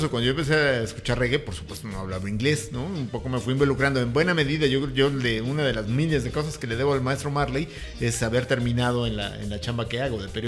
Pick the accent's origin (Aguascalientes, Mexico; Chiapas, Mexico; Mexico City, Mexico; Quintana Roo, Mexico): Mexico City, Mexico; Tacubaya; Yo soy de Aragón. No, yo soy Tacubaya.